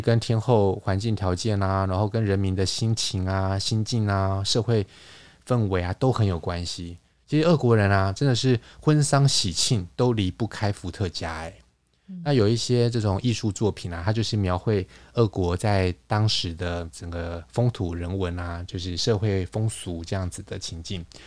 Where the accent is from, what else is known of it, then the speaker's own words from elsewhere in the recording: Taiwan; also born or lived in Paris, France; 像我们台湾这边可能有一些习俗